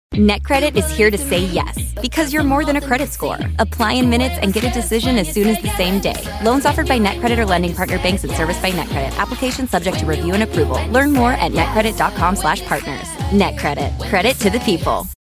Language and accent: English; Miami, Florida, United States; accent: Miami; English is a second language; I was growing up in Miami